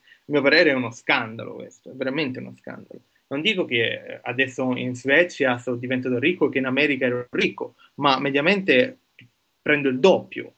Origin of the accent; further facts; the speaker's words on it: Palermo, Sicily, Italy; moved away as an adult; also born or lived in Siena / Genoa / New York / Sweden; now in Marseille, France; io sono nato a Palermo e sono un biotecnologo, ho studiato, ho passato i miei primi 24 anni di vita a Palermo